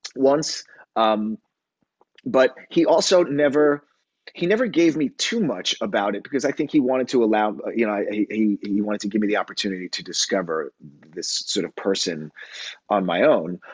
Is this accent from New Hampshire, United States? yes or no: no; New York City, New York, United States; also born or lived in Long Island; I grew up in on Long Island and in New York City